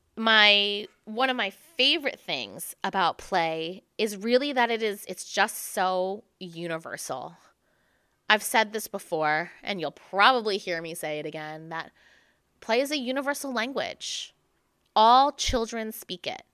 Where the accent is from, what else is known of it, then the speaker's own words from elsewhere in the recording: New Jersey, United States; moved away as an adult; also born or lived in New York City; growing up in New Jersey